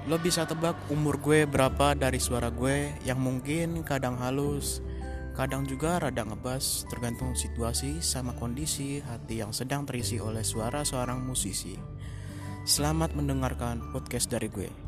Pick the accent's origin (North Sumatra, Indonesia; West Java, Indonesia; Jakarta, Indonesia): Jakarta, Indonesia; born there; now in Bogor, Indonesia; Orang Jawa, lahir di Jakarta tapi tinggalnya di Bogor.